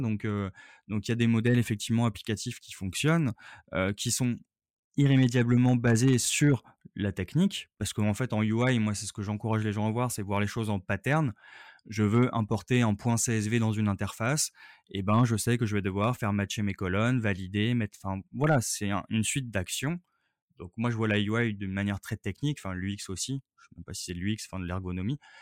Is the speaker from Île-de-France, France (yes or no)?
yes; Paris, Île-de-France, France; je suis parisien